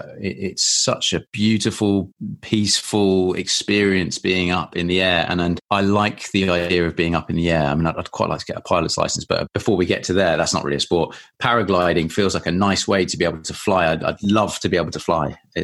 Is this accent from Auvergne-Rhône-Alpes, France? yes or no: no; Île-de-France, France; also born or lived in England; So I grew up just outside Paris for 9 years. We moved there when I was nine.